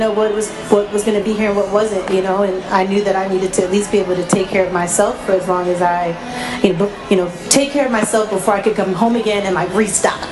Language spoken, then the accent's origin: English; Long Island, New York, United States; I am from New York, uh, Long Island, born and raised in New York